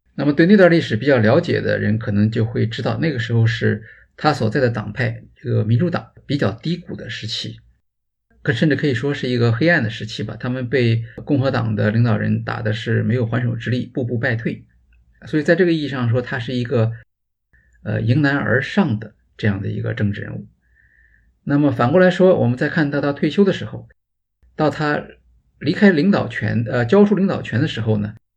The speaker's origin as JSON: {"language": "Chinese", "country": "China", "said": "比我们中国人就是入场的时候其实还要啰嗦啊"}